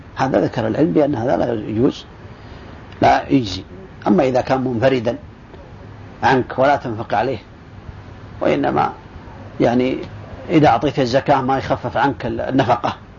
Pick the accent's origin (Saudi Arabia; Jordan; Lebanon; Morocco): Saudi Arabia; عندنا في السعودية